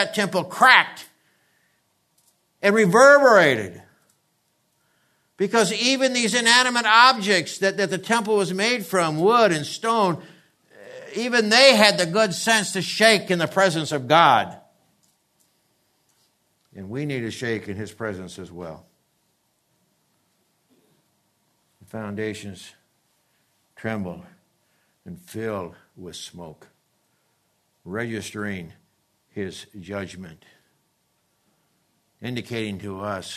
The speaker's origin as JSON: {"language": "English", "region": "the East", "country": "United States", "tie": "born or raised there", "moved": "yes", "lives_now": "California, United States", "said": "I grew up in the East"}